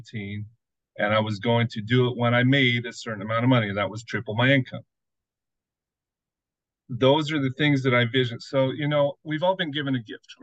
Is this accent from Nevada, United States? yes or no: yes; Las Vegas, Nevada, United States; I grew up in Las Vegas, had great big dreams